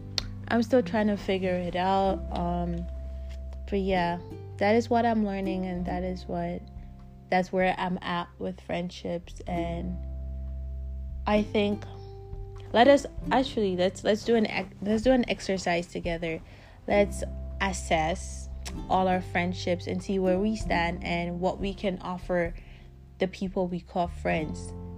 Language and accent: English; Canada; now in South Africa; Since I moved from Canada to South Africa, the time difference for me has become like 9 hours between my friends and I back home.